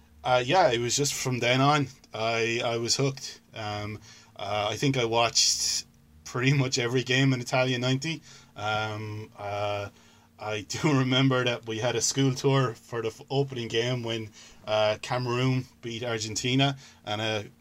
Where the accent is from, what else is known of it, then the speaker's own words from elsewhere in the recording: Limerick, Munster, Ireland; I'm from Limerick